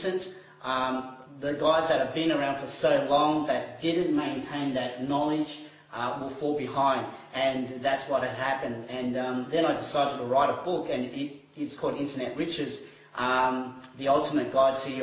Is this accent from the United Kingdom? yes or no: no; Timor-Leste; moved away; I was born overseas in East Timor